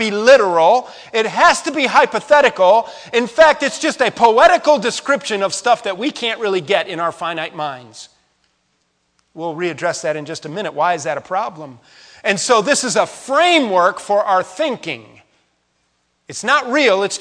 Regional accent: West Virginia, United States; we're from West Virginia

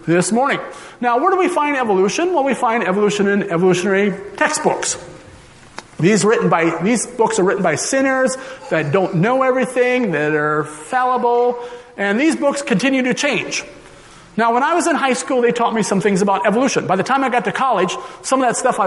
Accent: Minnesota, United States; now in Colorado, United States; I was originally from Minnesota

